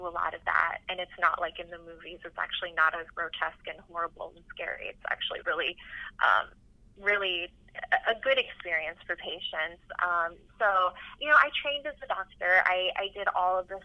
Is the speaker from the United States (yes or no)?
yes; Orange County, California, United States; also born or lived in Omaha, Nebraska / Los Angeles; I was born and raised in Orange County, went to undergrad at UCI, like so many Persians